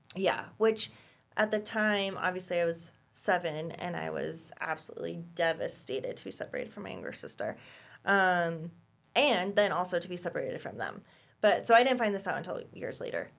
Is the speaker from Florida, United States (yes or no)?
no; Boulder, Colorado, United States; I was born in Boulder, um, in nineteen eighty-seven